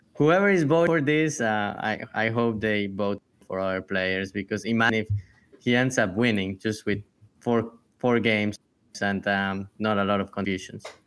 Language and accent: English; Colombia; moved away; I come from Colombia